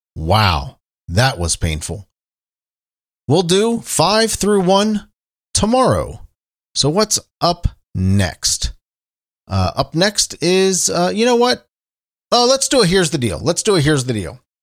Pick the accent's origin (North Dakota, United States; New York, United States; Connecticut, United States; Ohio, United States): Ohio, United States; Cincinnati; I'm talking to you from Cincinnati, Ohio, my hometown